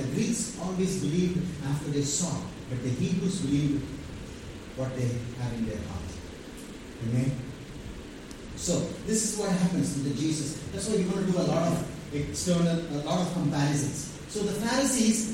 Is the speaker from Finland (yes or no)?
no; Vellore, Tamil Nadu, India; also born or lived in Tirunelveli; I'm some Vellurian, proud Vellurian.